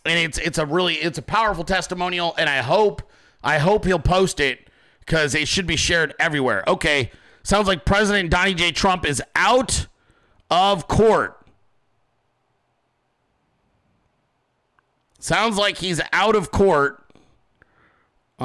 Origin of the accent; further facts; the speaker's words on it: Arizona, United States; now in Georgia, United States; I'm from Arizona. Then I come out here and I'm living in Georgia.